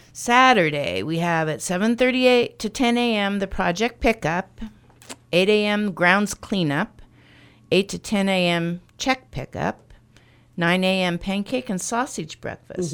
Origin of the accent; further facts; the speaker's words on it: Stronghurst, Illinois, United States; I've lived in stronger stall my life